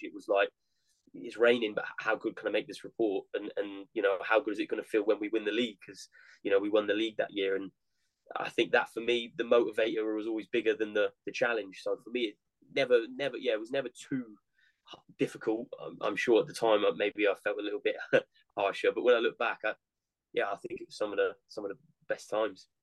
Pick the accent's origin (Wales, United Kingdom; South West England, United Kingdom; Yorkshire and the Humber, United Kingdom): South West England, United Kingdom; Weymouth; my hometown club Weymouth